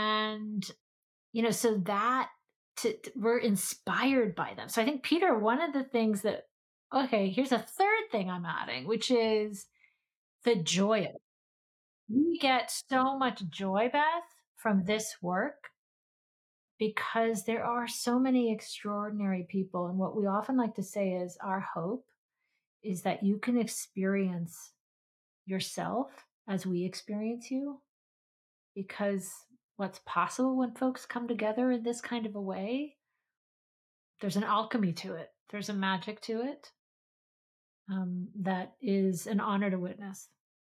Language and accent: English; Philippines; also born or lived in Pakistan; I grew up in the Philippines in Pakistan, and so it took me some time to discover Audre Lorde and Pat Parker